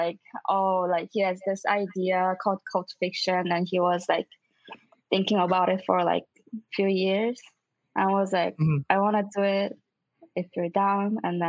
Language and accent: English; China; also born or lived in Missouri; now in New York, United States; my parents are Korean, but I was like born and raised in China.